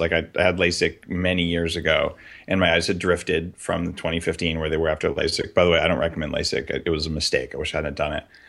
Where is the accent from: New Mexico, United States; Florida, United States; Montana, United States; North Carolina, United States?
New Mexico, United States; moved away; I grew up in New Mexico